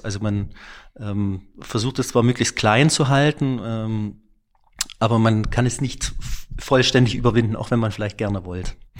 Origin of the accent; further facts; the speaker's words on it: Klingenthal, Saxony, Germany; ich bin in Klingenthal aufgewachsen